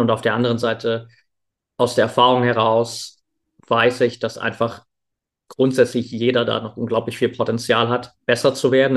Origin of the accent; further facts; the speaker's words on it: near Dresden, Saxony, Germany; Ich bin in der Nähe von Dresden aufgewachsen